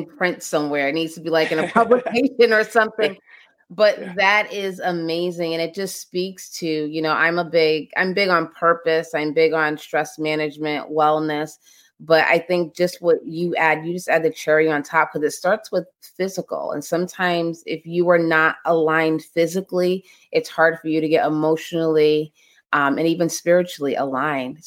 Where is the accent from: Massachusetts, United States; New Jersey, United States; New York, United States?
Massachusetts, United States; Boston; I'm from Boston